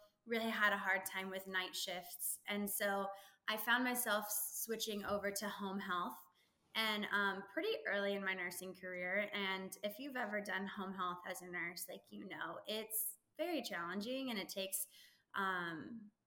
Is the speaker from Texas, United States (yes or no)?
yes; Texas, United States; also born or lived in California; Technically I grew up in California until I was about 10, but I've lived in Texas now for longer. I'm a Texan.